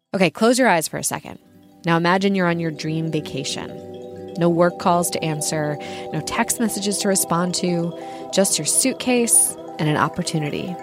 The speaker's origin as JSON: {"language": "English", "town": "St. Louis", "region": "Missouri", "country": "United States", "tie": "born or raised there", "said": "I grew up in Saint Louis"}